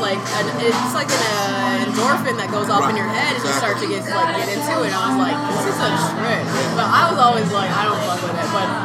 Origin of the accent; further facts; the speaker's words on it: Fremont, California, United States; I grew up in the Bay Area, which was like outside. It was near Oakland, but it was outside of it. It was Fremont, East Side